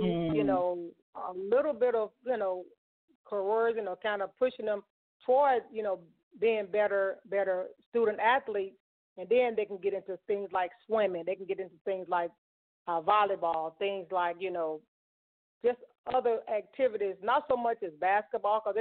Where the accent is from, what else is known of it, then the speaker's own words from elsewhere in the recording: Mississippi, United States; growing up in Mississippi, my mom and my dad, they were definitely my role models.